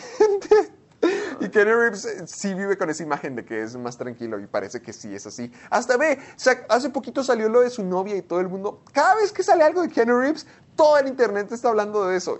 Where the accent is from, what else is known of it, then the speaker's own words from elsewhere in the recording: Delicias, Chihuahua, Mexico; Sergio y yo crecimos en Delicias, Chihuahua